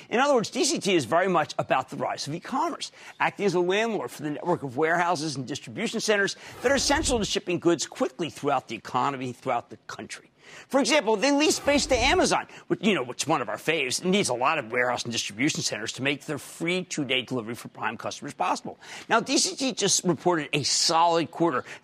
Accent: Philadelphia, Pennsylvania, United States; I'm from Philadelphia, from Philadelphia, New York

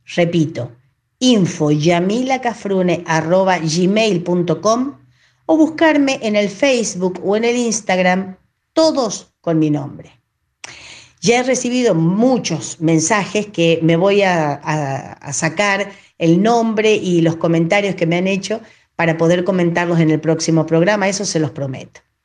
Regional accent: Cañuelas, Buenos Aires Province, Argentina

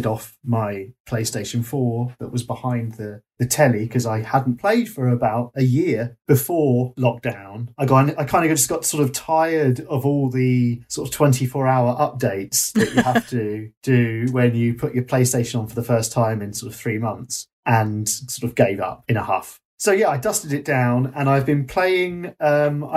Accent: Bognor Regis, South East England, United Kingdom; I grew up in a seaside town. I grew up in Bognor Regis.

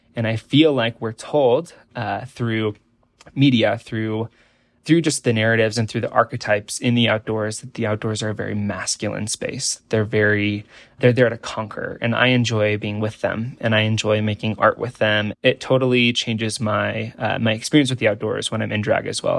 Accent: Nebraska, United States; born or raised there

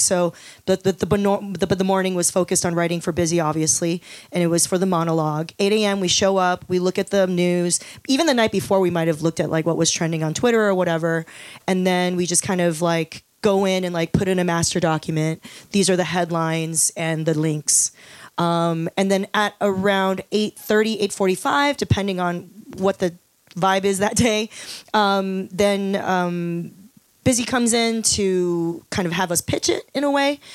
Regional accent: Los Angeles, California, United States; also born or lived in Taiwan; I moved to Los Angeles when I was five

